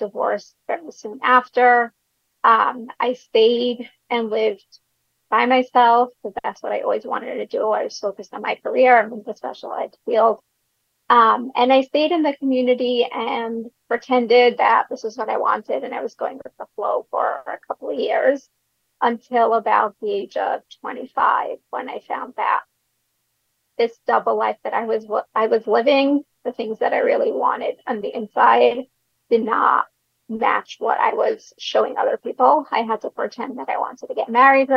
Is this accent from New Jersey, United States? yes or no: no; Brooklyn, New York, United States; I grew up in a Hasidic community in Brooklyn